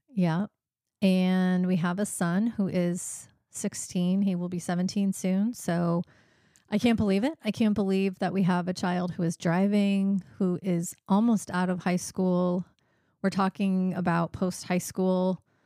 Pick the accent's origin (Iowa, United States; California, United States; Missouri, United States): Iowa, United States; Monticello; moved away as an adult; I grew up in Monticello, Iowa, which is a small town in east central Iowa, and, uh, lived there until I was about twenty years old.